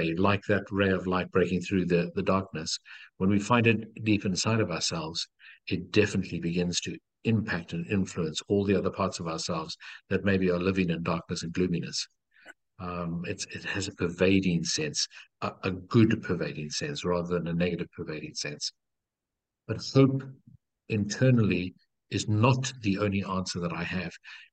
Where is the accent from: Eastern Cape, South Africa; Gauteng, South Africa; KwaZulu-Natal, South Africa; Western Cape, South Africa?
Western Cape, South Africa; Cape Town; I was born in Cape Town in South Africa